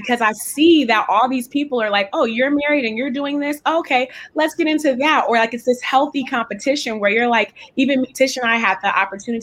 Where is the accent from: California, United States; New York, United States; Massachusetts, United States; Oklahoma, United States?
California, United States; Richmond; I'm from the San Francisco Bay Area, so I'm from a place called Richmond